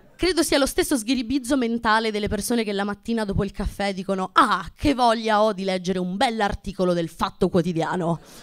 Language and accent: Italian; Abruzzo, Italy; moved away; vengo dall'Abruzzo